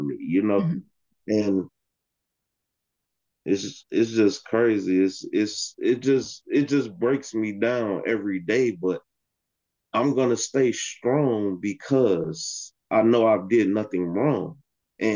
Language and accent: English; Chicago, Illinois, United States; now in Holland, United States; I'm originally from Chicago